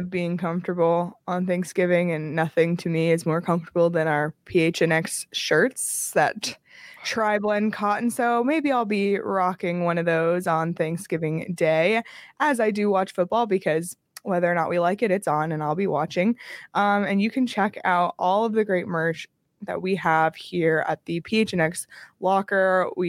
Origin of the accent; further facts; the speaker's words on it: Canada; now in United States; Growing up in Canada was a given, but when I moved to Arizona, you know, I was like, what's going to connect me back to Canada?